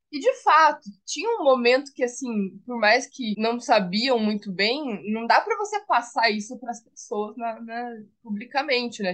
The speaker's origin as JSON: {"language": "Portuguese", "region": "Paraná", "country": "Brazil", "said": "Eu sou do Paraná"}